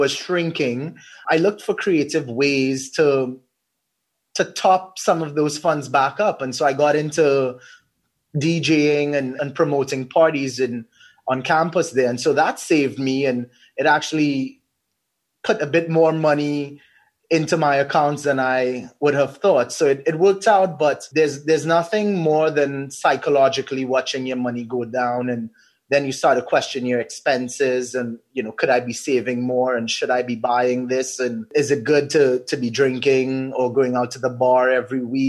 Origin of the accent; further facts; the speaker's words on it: Trinidad & Tobago; Being a Trinidadian